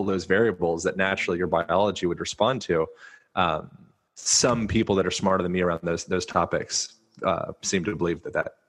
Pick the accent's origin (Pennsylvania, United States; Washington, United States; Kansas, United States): Pennsylvania, United States; Lancaster; moved away; also born or lived in Hawaii; I grew up in Lancaster, Pennsylvania